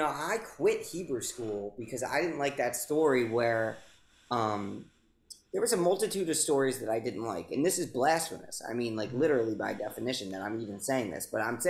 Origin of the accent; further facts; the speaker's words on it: United States; I grew up in America just like you did